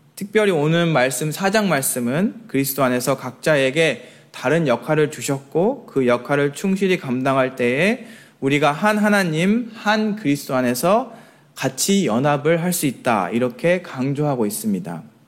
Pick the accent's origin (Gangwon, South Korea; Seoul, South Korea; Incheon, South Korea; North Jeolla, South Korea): North Jeolla, South Korea; Jeonju; moved away; 제가 출신이 전주거든요.